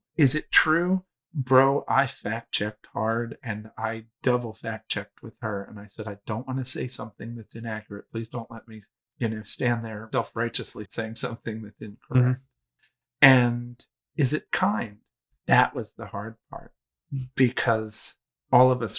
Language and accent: English; East Coast, United States; also born or lived in Manhattan; I'm 50, I was raised on the East Coast.